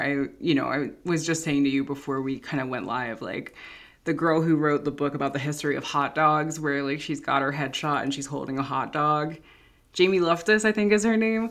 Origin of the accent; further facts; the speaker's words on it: Philadelphia, Pennsylvania, United States; moved away as an adult; also born or lived in San Francisco / Los Angeles; I'm from Philadelphia. It's like a top 10 murder city.